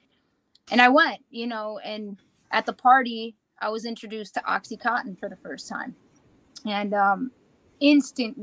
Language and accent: English; Buffalo, New York, United States; I grew up in Buffalo, New York all my life